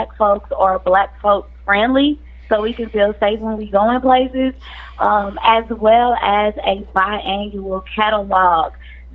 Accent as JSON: {"language": "English", "town": "Jennings", "region": "Missouri", "country": "United States", "tie": "born or raised there", "said": "I grew up in Jennings"}